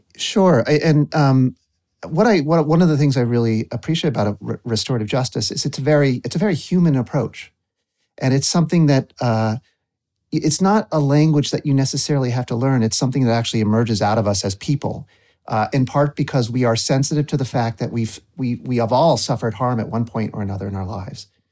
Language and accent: English; Waterbury Center, Vermont, United States; I was growing up in Waterbury Center